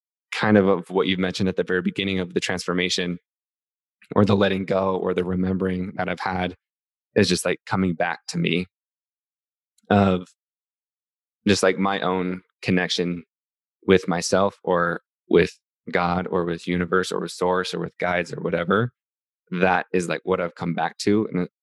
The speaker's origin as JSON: {"language": "English", "region": "Utah", "country": "United States", "tie": "born or raised there", "said": "I grew up in Utah, so I grew up Mormon"}